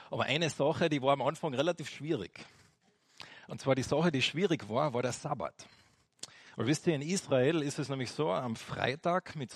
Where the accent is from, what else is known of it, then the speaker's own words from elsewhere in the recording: Austria; Und bei uns in Österreich ist es jetzt nicht so extrem äh, am Sonntag, da ist schon noch das eine oder andere offen, gell?